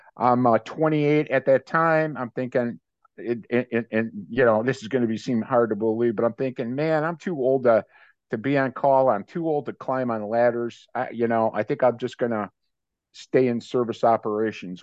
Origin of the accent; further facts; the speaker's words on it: Maple Heights, Ohio, United States; moved away as an adult; also born or lived in Cleveland, Ohio; now in Tampa Bay, United States; was born in Cleveland and grew up in a suburb of Cleveland, uh, Maple Heights.